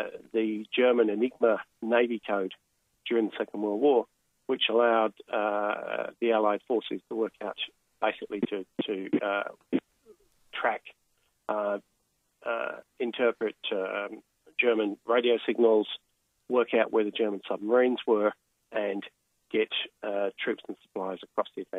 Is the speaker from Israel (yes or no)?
no; Melbourne, Victoria, Australia; I'm from Melbourne